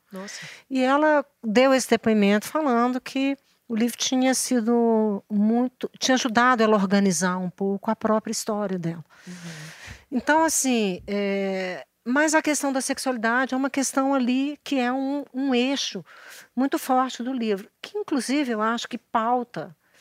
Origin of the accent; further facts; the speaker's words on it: Minas Gerais, Brazil; somos aqui de Minas